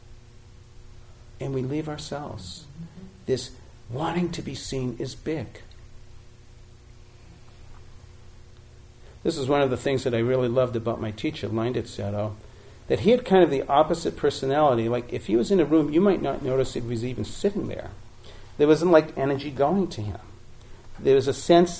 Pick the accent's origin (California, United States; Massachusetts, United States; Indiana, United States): Massachusetts, United States; Boston; when I was 16 years old, growing up in Boston area